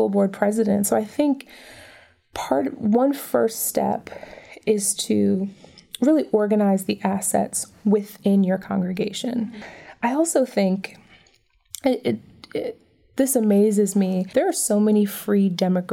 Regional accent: Detroit, Michigan, United States; now in Atlantic City, United States; where I grew up in Detroit

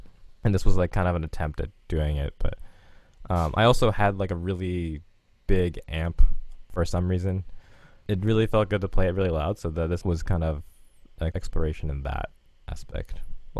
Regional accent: North Carolina, United States; also born or lived in Maryland; I grew up sort of in North Carolina and Maryland. My dad's in the military, so I moved around on the East Coast a lot.

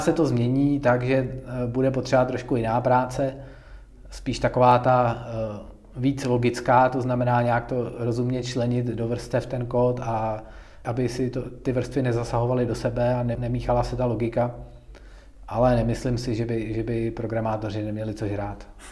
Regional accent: Tábor, South Bohemian Region, Czechia; moved away as an adult; now in Pardubice, Czech Republic; já jsem z Tábora, což je takový menší, menší městečko

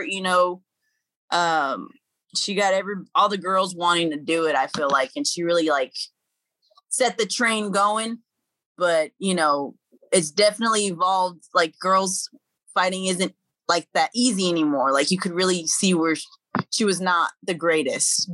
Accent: Dallas, Texas, United States; I was raised in Pleasant Grove, and Pleasant Grove and Oak Cliff

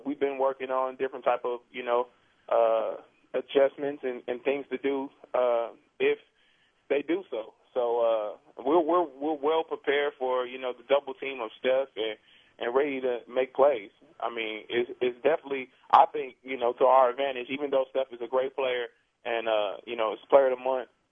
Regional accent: Wisconsin, United States; moved away; I'm from Wisconsin

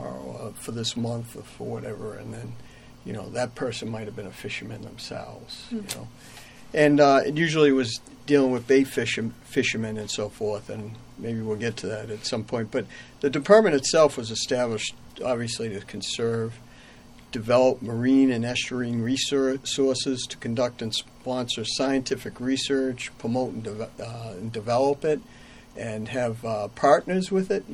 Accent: just outside of Boston, Massachusetts, United States; moved away as an adult; now in Maine, United States; I grew up just outside of Boston

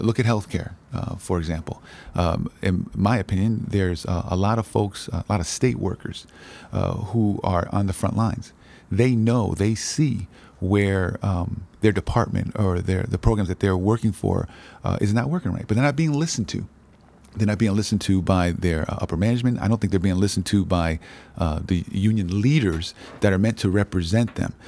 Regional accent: New Haven, Connecticut, United States; I grew up in, uh, inner city, uh, New Haven, in the Hills section

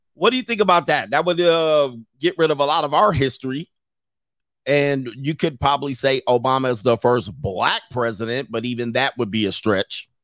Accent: Southern California, United States; I did grow up in Southern California primarily

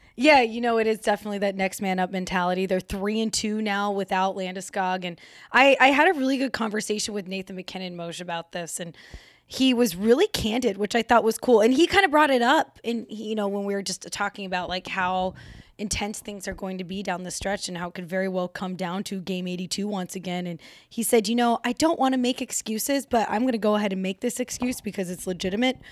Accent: Colorado, United States; Born and raised in Colorado

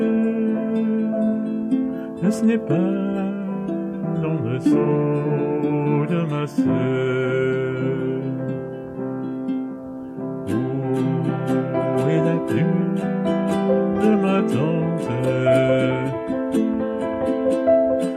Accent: Silverdale, North West England, United Kingdom; accent: RP with a bit of Lancashire flavour; I grew up in Lancashire in the northwest of England, in a village called Silverdale

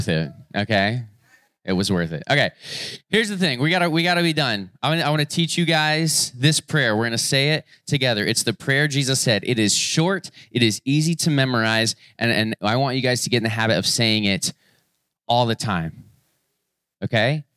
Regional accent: Florida, United States; moved away; I grew up in Florida

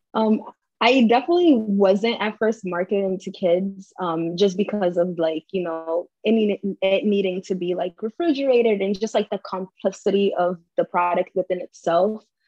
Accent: Cape Verde; now in United States

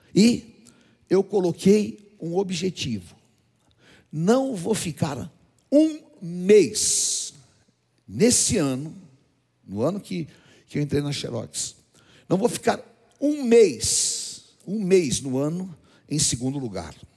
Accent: Brazil

